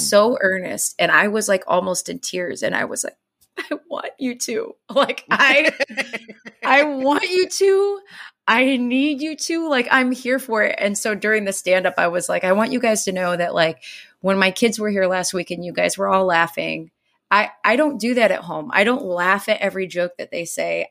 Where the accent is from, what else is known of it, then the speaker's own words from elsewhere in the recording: Indiana, United States; I'm from Indiana